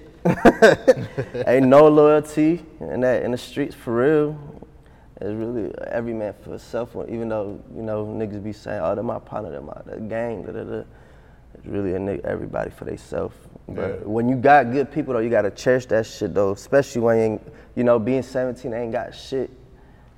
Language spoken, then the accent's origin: English; Atlanta, Georgia, United States; also born or lived in Addis Ababa, Ethiopia; We came to Atlanta and we just stayed in Atlanta. Just grew up in Atlanta since I was 3-4 years old.